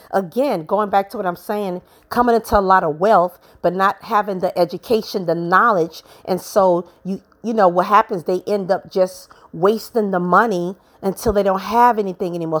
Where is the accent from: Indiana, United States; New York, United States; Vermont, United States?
New York, United States; New York City; I grew up in Brooklyn, New York.